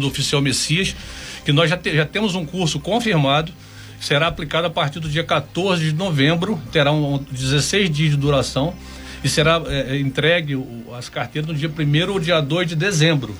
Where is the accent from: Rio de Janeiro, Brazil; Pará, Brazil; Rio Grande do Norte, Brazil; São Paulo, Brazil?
Rio de Janeiro, Brazil; Angra dos Reis; da nossa bela Ilha Grande, querida Ilha Grande, do meu coração, onde eu fui criado